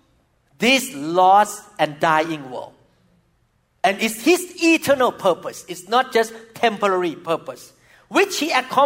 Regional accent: Thailand; moved away; when I was growing up in Thailand as a young boy

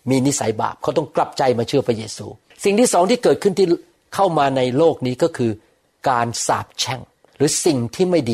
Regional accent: Thailand; moved away; also born or lived in United States; ผมเป็นคนไทยโดยธรรมชาติ แต่ผมเป็นคนอเมริกันโดยตำแหน่ง ผมมีพาสปอร์ตอเมริกัน ผมมีตำแหน่งเป็นคนอเมริกัน

